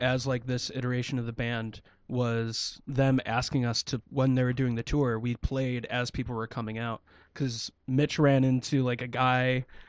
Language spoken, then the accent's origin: English; Remsen, New York, United States; I'm from Remsen, so New Hartford, Utica, North Utica